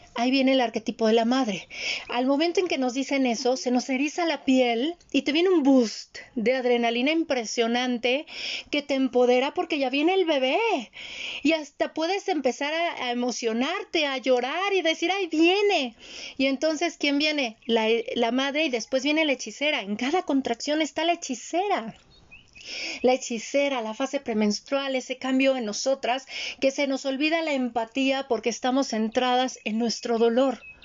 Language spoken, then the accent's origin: Spanish; Mexico; Yo nací en el Instituto Mexicano del Seguro Social, fui IMSS